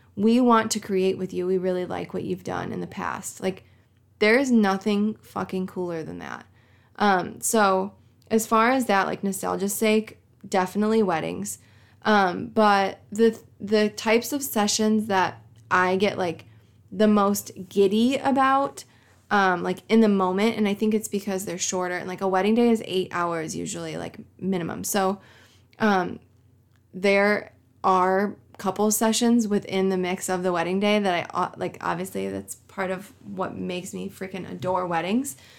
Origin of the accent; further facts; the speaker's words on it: Coal City, Illinois, United States; here in Coal City, Illinois? Like, I love my hometown